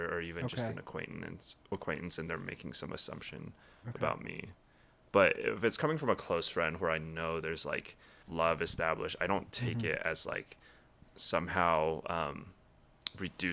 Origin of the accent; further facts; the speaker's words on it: Littleton, Colorado, United States; also born or lived in Taiwan / Indiana; now in St. Louis, United States; I grew up in Lily White, Littleton, Colorado